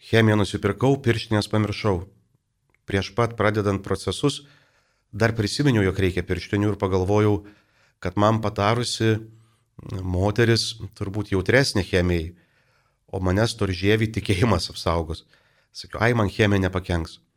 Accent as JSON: {"language": "Lithuanian", "country": "Lithuania", "said": "mes lietuviai kažkaip turim truputį keistą požiūrį į vaistą."}